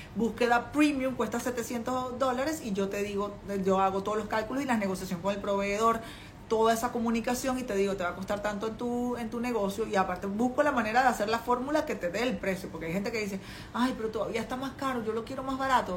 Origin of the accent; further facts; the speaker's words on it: Venezuela; moved away as an adult; now in China; una latina venezolana en, en China, con una niña pequeña, yo llegué aquí con mi hija